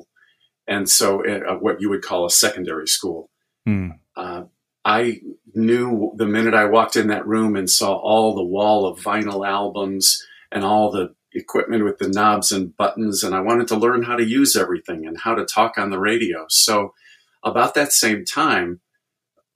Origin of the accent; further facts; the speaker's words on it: Chicago, Illinois, United States; moved away as an adult; now in Indianapolis, United States; I was actually born and raised in Chicago. My dad worked right downtown in the big city, but we grew up in the suburbs